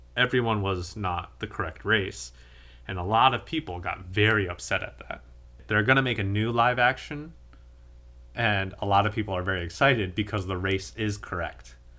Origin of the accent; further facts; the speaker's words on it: United States; as an American